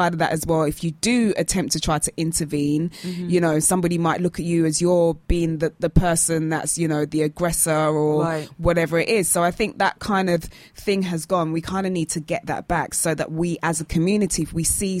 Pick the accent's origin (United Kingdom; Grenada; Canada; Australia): United Kingdom; Stiff upper lip because we're British